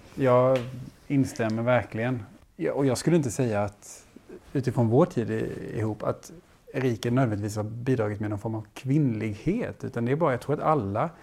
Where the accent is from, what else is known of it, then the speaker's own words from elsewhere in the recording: Skåne, Sweden; jag är från Skåne.